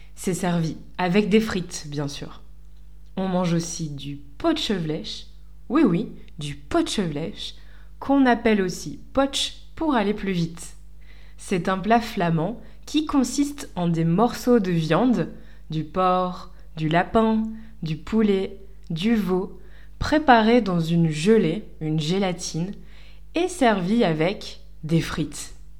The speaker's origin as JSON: {"language": "French", "town": "Lille", "region": "Hauts-de-France", "country": "France", "tie": "born or raised there", "moved": "as an adult", "lives_now": "Lisbon, Portugal", "said": "J'habite à Lisbonne, au Portugal, depuis 2015, mais je suis née à Lille"}